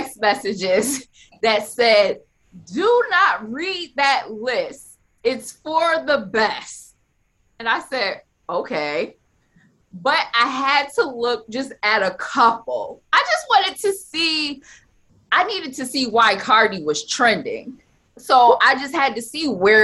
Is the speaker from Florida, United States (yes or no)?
no; Buffalo, New York, United States; I'm from Buffalo